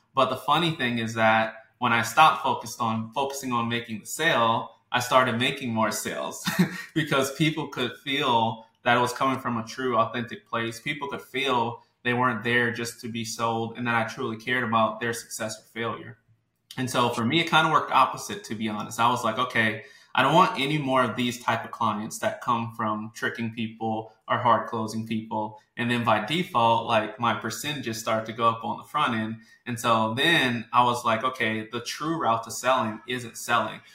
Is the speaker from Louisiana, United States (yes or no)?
yes; New Orleans, Louisiana, United States; from New Orleans, Louisiana, born and raised